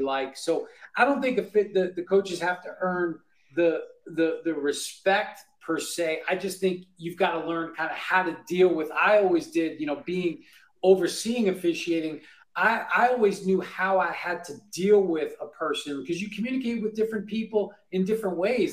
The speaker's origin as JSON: {"language": "English", "town": "Bellmore", "region": "New York", "country": "United States", "tie": "born or raised there", "said": "I grew up in New York, I grew up a Giants fan"}